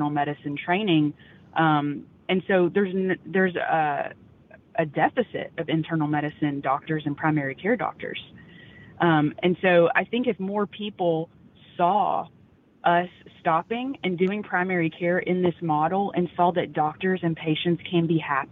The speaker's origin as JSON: {"language": "English", "region": "North Louisiana", "country": "United States", "tie": "born or raised there", "moved": "as an adult", "lives_now": "Dripping Springs, United States", "said": "I grew up in North Louisiana"}